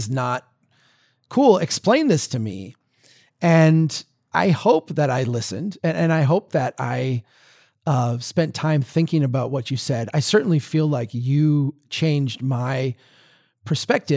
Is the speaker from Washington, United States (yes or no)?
no; Minnesota, United States; accent: deep Minnesota; my deep Minnesota accent